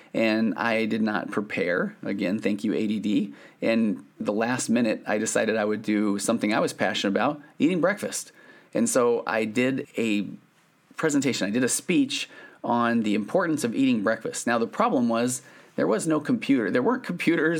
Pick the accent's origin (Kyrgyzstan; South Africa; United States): United States; Sandy, Utah; I grew up in Sandy, Utah.